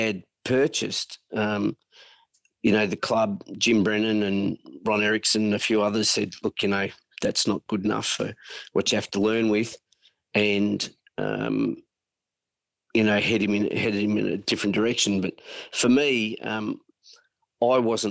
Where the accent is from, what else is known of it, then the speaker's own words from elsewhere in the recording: Sunbury, Victoria, Australia; also born or lived in Melbourne; now in Queensland, Australia; we grew up in Sunbury with mum and dad